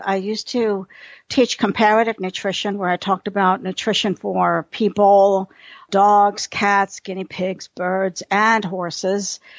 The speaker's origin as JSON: {"language": "English", "town": "New York City", "region": "New York", "country": "United States", "tie": "born or raised there", "moved": "yes", "lives_now": "Texas, United States", "said": "I'm a city girl. I grew up in New York City"}